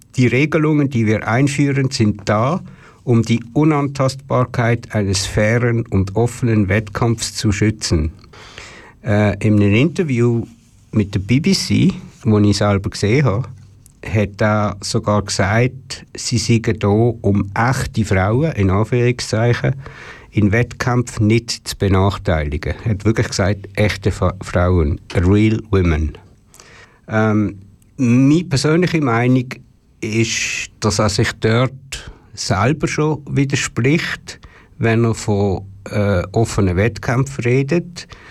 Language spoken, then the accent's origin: German; Switzerland; als Schweizer